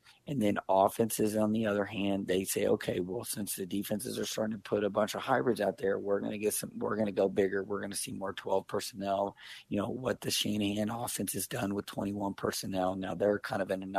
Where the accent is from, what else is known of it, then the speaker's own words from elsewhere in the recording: Kansas City, Missouri, United States; I grew up in Kansas City